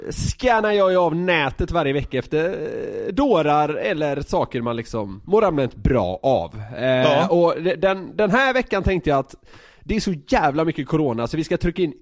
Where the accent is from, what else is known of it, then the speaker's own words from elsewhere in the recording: Södermanland, Sweden; Ja, det är för att jag är sörmlänning.